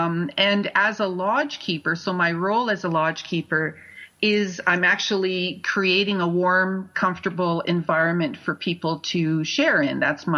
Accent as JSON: {"language": "English", "town": "Sudbury", "region": "Ontario", "country": "Canada", "tie": "born or raised there", "said": "I remember growing up in Sudbury feeling like I did not belong there."}